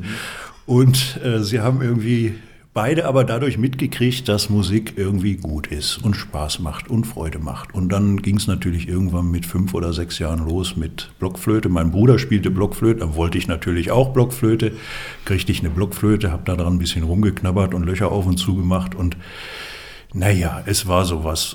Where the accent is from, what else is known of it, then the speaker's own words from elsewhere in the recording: Dinslaken, North Rhine-Westphalia, Germany; moved away as an adult; also born or lived in Karlsruhe; now in Füssen, Germany; Ich bin groß geworden am Niederrhein. Das lässt sich nicht äh, verbergen. Man hört's.